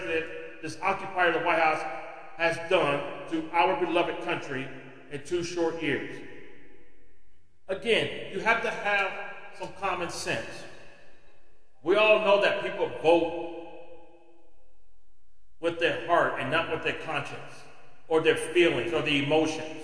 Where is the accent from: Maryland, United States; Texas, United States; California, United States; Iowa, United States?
California, United States; my home state of California, a state where I was born and bred